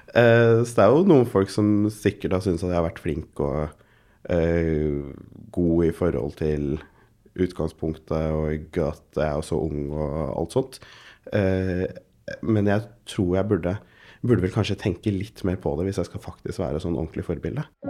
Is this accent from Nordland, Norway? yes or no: no; Oslo, Norway; jeg har vokst opp på Golia